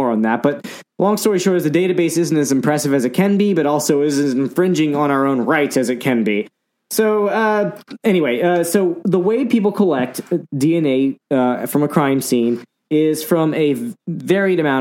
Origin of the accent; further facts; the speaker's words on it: United States; I'm American